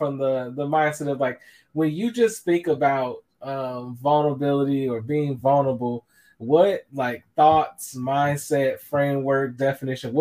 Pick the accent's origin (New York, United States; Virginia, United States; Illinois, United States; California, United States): Illinois, United States; Chicago; I'm a Chicagoan and grew up a Bears fan